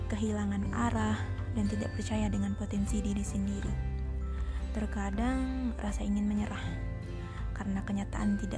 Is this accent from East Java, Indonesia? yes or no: no; West Sumatra, Indonesia; now in South Lampung, Indonesia; Aku berasal dari Sumatera Barat dan bungsu dari tiga bersaudara.